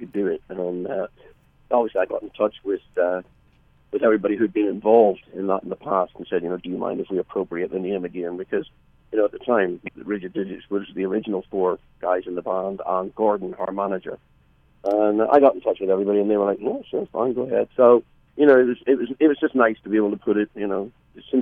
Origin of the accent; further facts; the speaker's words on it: Belfast, Northern Ireland, United Kingdom; we're four guys from Belfast